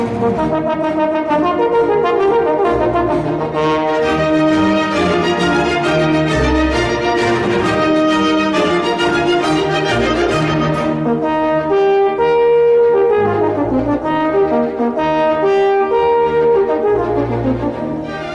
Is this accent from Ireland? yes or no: yes; Ireland; accent: Irish; you may tell from my accent that's where I hail from.